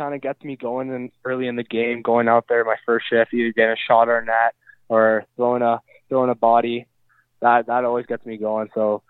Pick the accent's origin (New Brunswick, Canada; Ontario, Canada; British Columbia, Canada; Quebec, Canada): British Columbia, Canada; North Vancouver; I'm actually born and raised in North Vancouver, British Columbia.